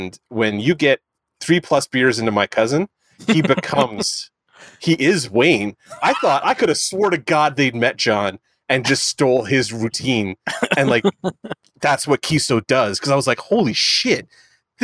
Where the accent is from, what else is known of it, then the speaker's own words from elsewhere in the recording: St. Catharines, Ontario, Canada; I'm from St. Catharines